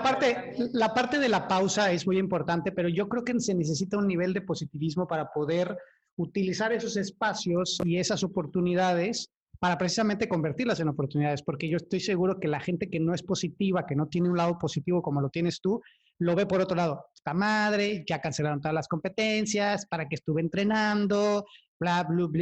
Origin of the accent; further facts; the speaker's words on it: Cuautla, Morelos, Mexico; yo vengo de Cuautla, que es igual de feo, pero, o sea, son pueblitos